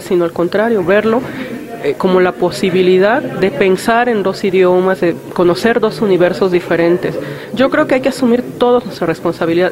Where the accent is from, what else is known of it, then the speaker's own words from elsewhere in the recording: Mexico; como mexicanos debemos colaborar